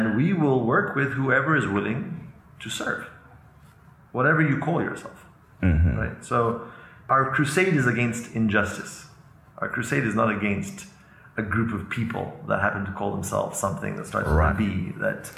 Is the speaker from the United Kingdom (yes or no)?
no; Kenya; moved away as an adult; also born or lived in Los Angeles, United States / Iran / Israel / California, United States; now in South Africa; Most of my life, I grew up in Kenya, my childhood, until 18